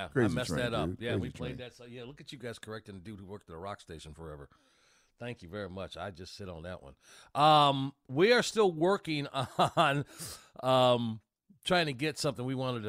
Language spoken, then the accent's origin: English; Georgia, United States; you're assuming I'm coming from Georgia, like I don't you know, I had a team in the Super Bowl